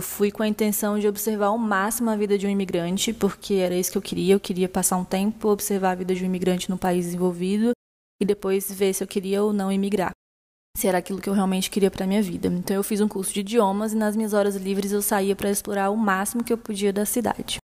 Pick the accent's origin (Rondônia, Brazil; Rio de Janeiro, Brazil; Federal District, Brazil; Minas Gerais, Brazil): Federal District, Brazil; Brasília; eu sou de Brasília, é uma cidade onde cada um permanece a maior parte do tempo em suas casas